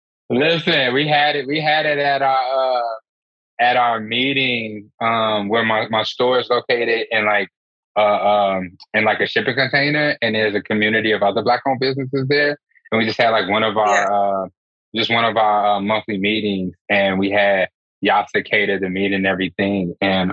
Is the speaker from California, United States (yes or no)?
no; Chicago, Illinois, United States; I personally am born and raised here. This is my favorite place in the whole wide world. Southside all day